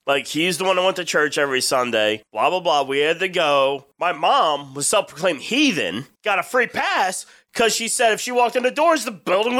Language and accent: English; New Jersey, United States; we're from New Jersey. So you grow up a certain way